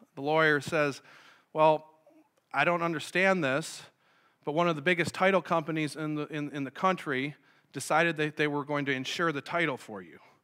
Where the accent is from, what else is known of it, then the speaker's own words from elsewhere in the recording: Sanborn, New York, United States; I grew up in Sanborn, so I'm familiar with the area